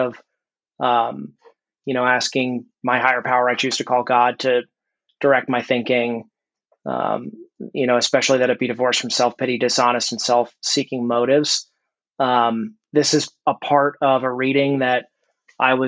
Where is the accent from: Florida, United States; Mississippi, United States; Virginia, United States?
Virginia, United States; Reston; I'm from Reston, Virginia.